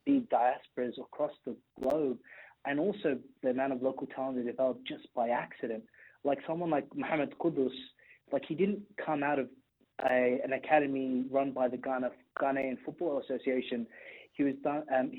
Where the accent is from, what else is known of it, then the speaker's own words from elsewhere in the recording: Australia; I'm Australian